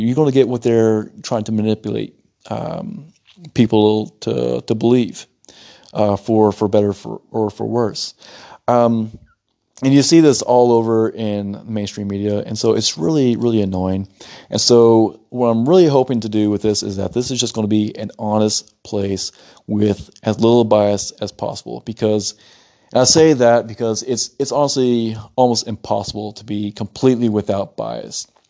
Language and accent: English; United States; moved away as an adult; now in Italy; I'm an American citizen